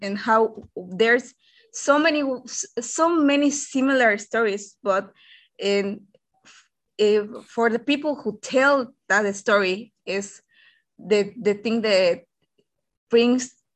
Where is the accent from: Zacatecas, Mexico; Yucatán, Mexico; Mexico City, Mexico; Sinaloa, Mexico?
Yucatán, Mexico; I'm from Mexico and Yucatan, for being more specific.